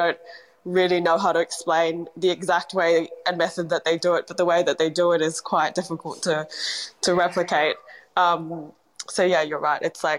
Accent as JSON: {"language": "English", "country": "Singapore", "tie": "born or raised there", "moved": "yes", "lives_now": "Australia", "said": "I grew up in Singapore for many years before moving to Australia."}